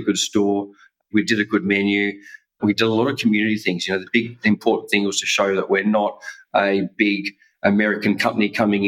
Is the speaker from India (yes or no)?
no; Australia; moved away as an adult; also born or lived in Perth, Western Australia / Canada / Croatia; being Australian, you never get to live in snow